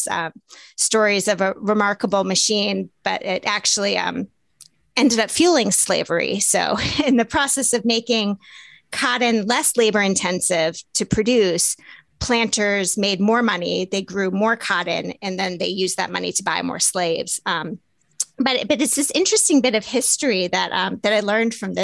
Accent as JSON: {"language": "English", "region": "the South", "country": "United States", "tie": "born or raised there", "said": "I grew up in the South"}